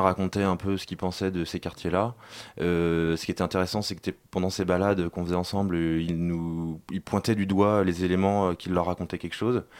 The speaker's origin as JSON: {"language": "French", "town": "Nantes", "region": "Pays de la Loire", "country": "France", "said": "nous on vient de Nantes"}